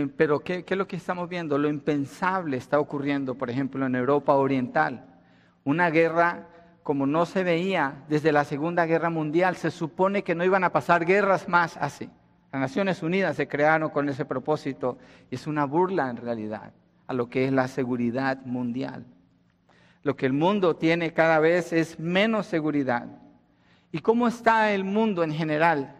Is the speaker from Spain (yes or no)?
no; Colombia; moved away; Colombia, donde yo nací